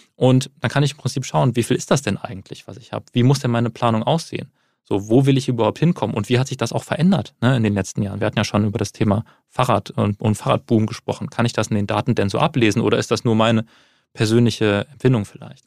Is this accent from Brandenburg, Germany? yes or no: no; Wuppertal, North Rhine-Westphalia, Germany; Ich komme aus Wuppertal